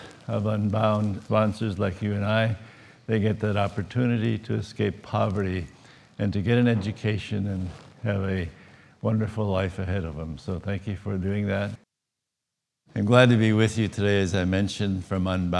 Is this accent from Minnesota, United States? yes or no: yes; Minnesota, United States; I come from Minnesota, so it's the same climate as here today, so it's nice to be at home